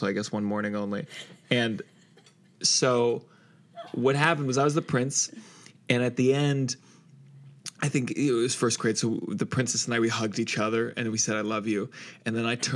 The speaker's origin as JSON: {"language": "English", "region": "Maryland", "country": "United States", "tie": "born or raised there", "also_born_or_lived": "Washington, D.C.", "said": "I grew up in Maryland. Okay, I tell people DC, but that's where I went to high school."}